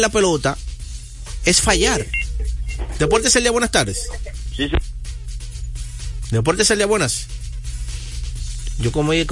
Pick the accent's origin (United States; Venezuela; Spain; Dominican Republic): Dominican Republic; Ojalá y sea así, dado que yo soy dominicano.